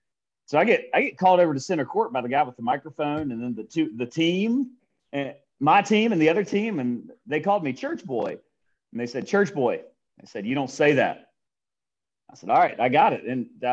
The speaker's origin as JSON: {"language": "English", "town": "Winston-Salem", "region": "North Carolina", "country": "United States", "tie": "born or raised there", "also_born_or_lived": "Belize", "said": "I grew up in Winston-Salem. I'm in Winston-Salem now."}